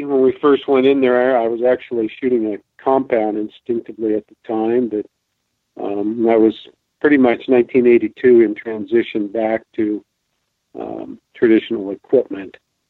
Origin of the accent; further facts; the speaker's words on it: west of Beaverton, Oregon, United States; also born or lived in Enterprise, Oregon; now I reside in Enterprise, Oregon, in the northeast corner of the state. I was born and raised in Oregon. The west side, west of Beaverton, is where I spent my early years.